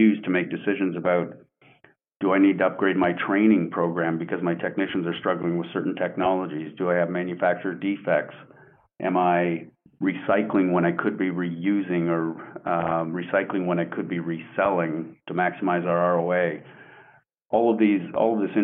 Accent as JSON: {"language": "English", "country": "Canada", "tie": "born or raised there", "moved": "as an adult", "lives_now": "Coppell, United States", "said": "I am Canadian born and raised. I've been in the U.S. now for 20, going on 26 years."}